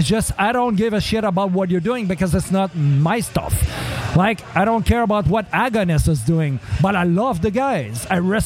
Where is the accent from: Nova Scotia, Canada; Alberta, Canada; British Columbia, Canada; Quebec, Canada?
Quebec, Canada; Saguenay; moved away; also born or lived in Montreal; I'm from Saguenay. And when I moved there, there was, you know, in 93